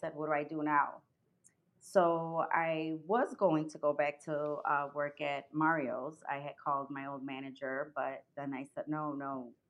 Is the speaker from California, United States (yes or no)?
no; Chicago, Illinois, United States; also born or lived in Cicero, Illinois; Yes, I was born in Chicago. I grew up in Pilsen and Little Village. Mm-hmm. Ended up in my teens in Cicero.